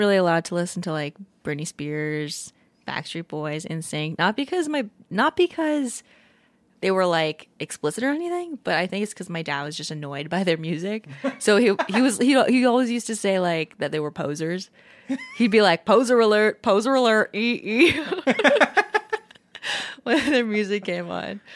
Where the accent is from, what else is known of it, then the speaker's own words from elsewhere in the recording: Hawaii, United States; I was born in Hawaii and my mom and dad listened to a lot of Hawaiian music